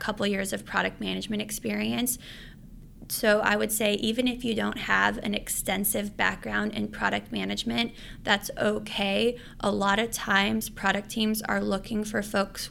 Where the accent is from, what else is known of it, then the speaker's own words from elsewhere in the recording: Los Angeles, California, United States; moved away as an adult; also born or lived in San Francisco; I was originally from Los Angeles